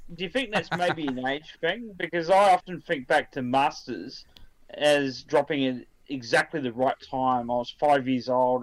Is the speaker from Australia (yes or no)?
yes; Australia; being an Aussie